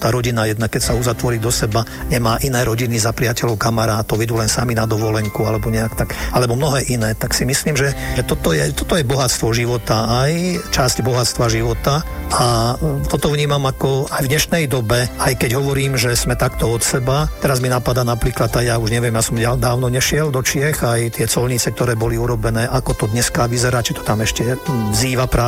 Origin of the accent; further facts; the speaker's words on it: Slovakia; ja som ten pocit, že som Slovák mal a mám.